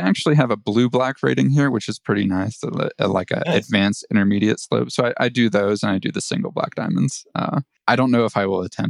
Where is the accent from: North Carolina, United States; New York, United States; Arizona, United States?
North Carolina, United States; I'm actually from North Carolina, but I'm not in North Carolina right now